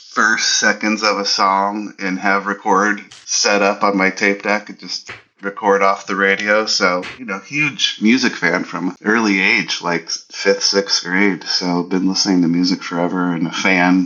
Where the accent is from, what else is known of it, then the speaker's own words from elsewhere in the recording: Southern California, United States; now in Portland, United States; I've lived in Portland over 20 years, just over 20 years this year, but I hail from Southern California as well